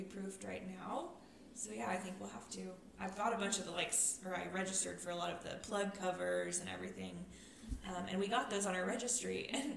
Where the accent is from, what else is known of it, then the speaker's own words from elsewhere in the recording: Farwell, Texas, United States; moved away; Farwell, my hometown